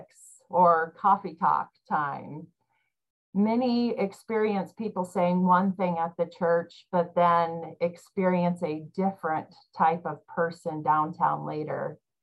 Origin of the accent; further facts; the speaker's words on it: Iowa, United States; I grew up in Iowa